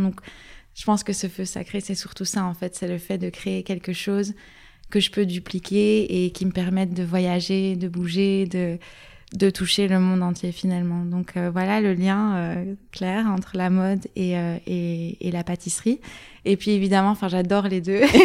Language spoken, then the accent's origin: French; Luxembourg Province, Wallonia, Belgium; moved away as an adult; now in Brussels, Belgium; je viens de la province du Luxembourg à la base, mais j'habite à Bruxelles depuis 7 ans